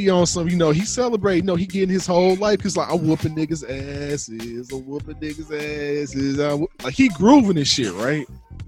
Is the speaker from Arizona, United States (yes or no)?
no; St. Louis, Missouri, United States; I'm from St. Louis.